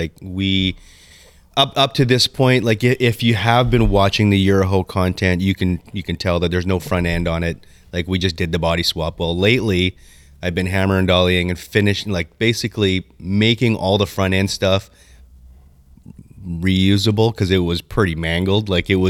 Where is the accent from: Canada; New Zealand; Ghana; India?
Canada; We're Canadian.